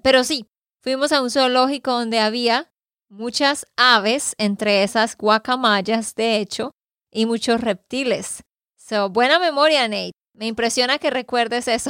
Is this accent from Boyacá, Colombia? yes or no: no; Santander, Colombia; de Santander, Colombia